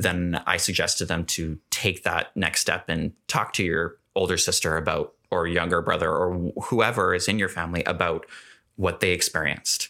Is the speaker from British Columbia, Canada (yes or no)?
yes; Gulf Islands, British Columbia, Canada; now in Kelowna, Canada; growing up on the Gulf Islands, I was very much, like, a sh-, sheltered